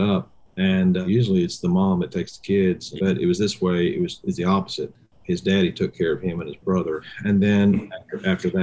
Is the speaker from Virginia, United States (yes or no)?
no; Indiana, United States; moved away; I'm originally from Indiana